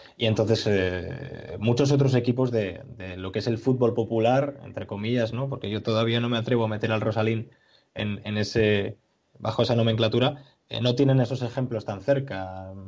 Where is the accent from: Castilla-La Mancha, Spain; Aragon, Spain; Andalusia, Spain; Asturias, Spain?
Asturias, Spain; Nosotros como asturianos